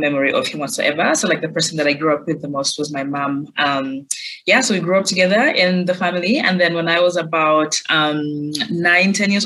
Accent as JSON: {"language": "English", "country": "Uganda", "tie": "born or raised there", "also_born_or_lived": "United States", "moved": "as an adult", "said": "growing up in Uganda"}